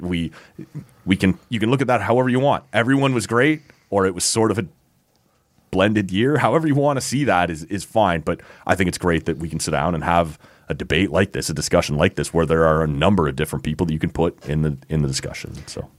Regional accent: Canada; as a Canadian with the little brother complex

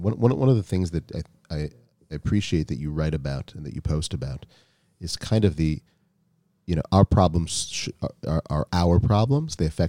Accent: Minnesota, United States; moved away; I'm from Minnesota.

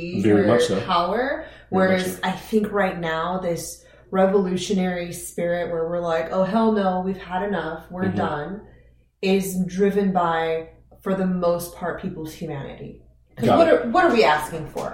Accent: Iran; now in United States; Growing up, I was an Iranian patriot for sure. It was just patriotism is huge in Iran, even with the current government

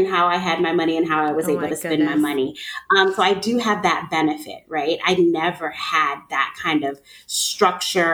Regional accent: New York, United States; now in Atlanta, United States; I'm from New York.

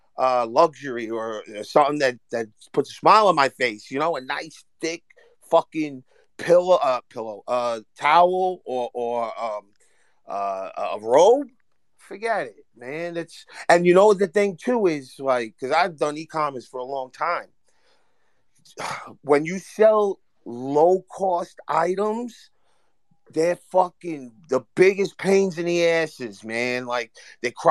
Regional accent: Hoboken, New Jersey, United States; I'm from Hoboken, but I know North New Jersey.

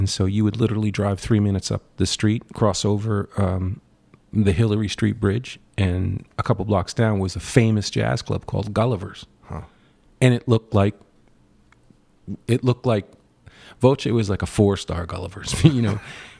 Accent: Totowa, New Jersey, United States; also born or lived in Paterson / West Paterson / Cherry Hill; and then I spent a year in the Cherry Hill area down by Philadelphia. My father started a business, and we were there for a year. Excuse me. And then we ended up in Totowa, which is a suburb

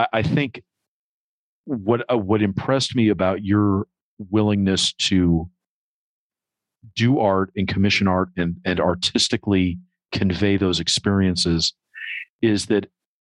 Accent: New York, United States; growing up in New York in the 80s

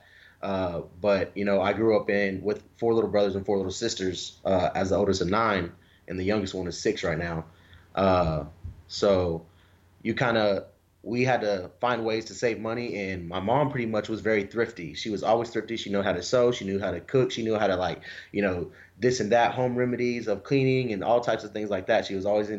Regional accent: Wewoka, Oklahoma, United States; now in Dallas, United States; where I grew up in Wewoka, which is like already a low income area

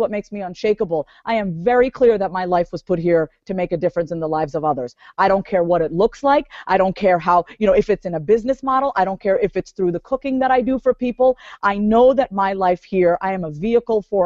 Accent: New York, United States; I was born and raised in New York

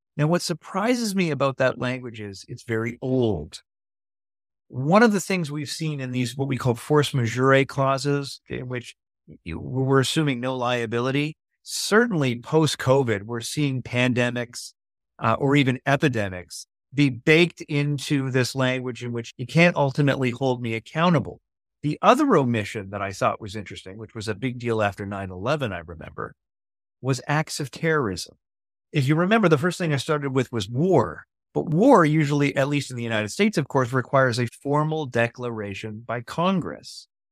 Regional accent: Canada; As a Canadian

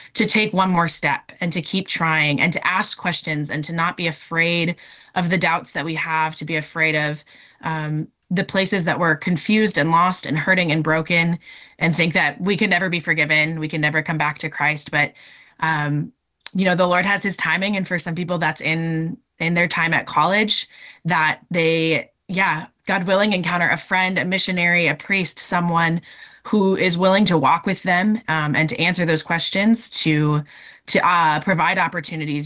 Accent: Minnesota, United States; moved away as an adult; also born or lived in North Dakota; now in Oregon, United States; I'm originally from Minnesota

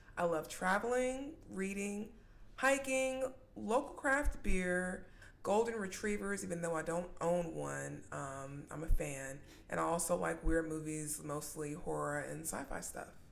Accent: McDonough, Georgia, United States; now in Atlanta, United States; I was born and raised in McDonough, Georgia

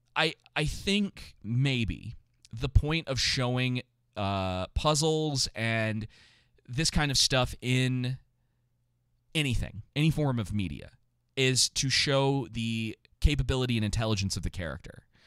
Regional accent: Atlanta, Georgia, United States; I grew up in Atlanta

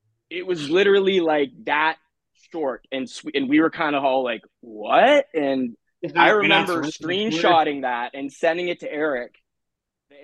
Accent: Canada; we're Canadian

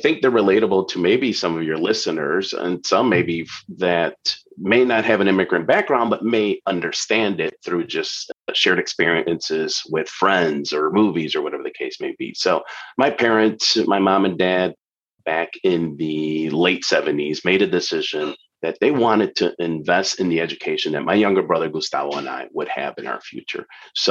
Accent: Chicago, Illinois, United States; also born or lived in Lima, Peru; I'm originally from Lima, Peru. I was born in Peru, an immigrant story, and have moved here in Chicago, which is where I live and have lived ever since I was 8 years old.

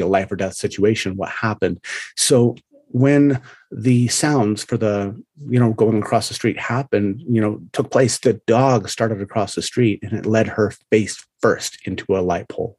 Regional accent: United States; I'm American

